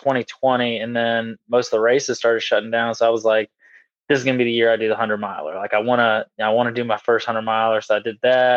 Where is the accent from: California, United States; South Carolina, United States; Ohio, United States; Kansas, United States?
South Carolina, United States; Lexington; I'm from Lexington, South Carolina. Pretty much grew up here my whole life since I was five